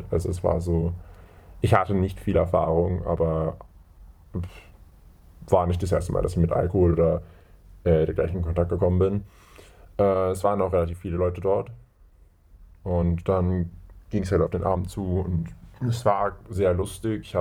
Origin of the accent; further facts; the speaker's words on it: Germany; Äh, ich komme aus Deutschland und ich gehe auf Gymnasium.